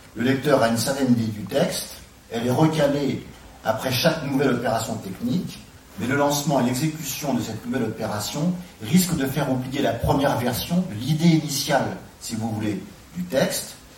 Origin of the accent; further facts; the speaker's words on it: France; en tant que Français